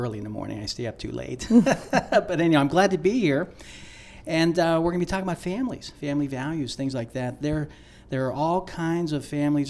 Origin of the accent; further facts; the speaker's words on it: Pittsburgh, Pennsylvania, United States; So I grew up in Pittsburgh, Pennsylvania.